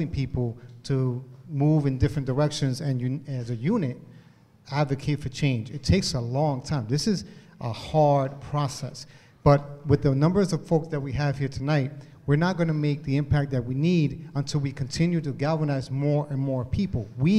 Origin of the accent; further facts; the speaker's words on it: Hartford, Connecticut, United States; I come from Hartford, born and raised here.